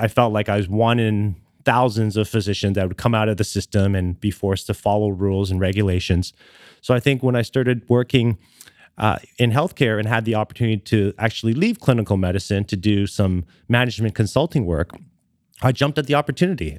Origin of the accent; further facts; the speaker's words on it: Canada; moved away as an adult; now in Los Angeles, United States; born and raised in Canada and lived there for about twenty years